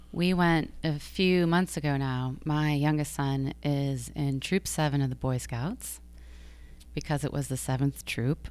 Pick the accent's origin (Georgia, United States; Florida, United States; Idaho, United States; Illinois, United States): Georgia, United States; also born or lived in Michigan / New York City; now in Long Island, United States; I grew up in Georgia